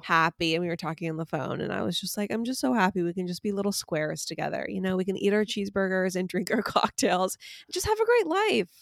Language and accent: English; United States; I'm an American